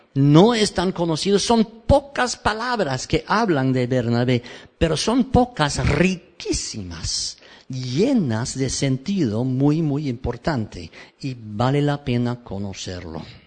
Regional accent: Cambridge, East of England, United Kingdom; Spanish is a second language; moved away as an adult; also born or lived in Peru; nací aquí en Cambridge

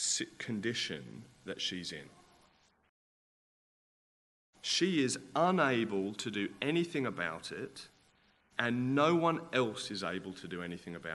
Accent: Australia; I'm Australian

